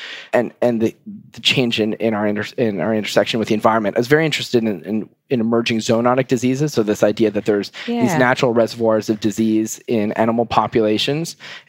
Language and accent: English; Montreal, Quebec, Canada; moved away as an adult; now in Boston, United States; I'm Canadian, grew up in Montreal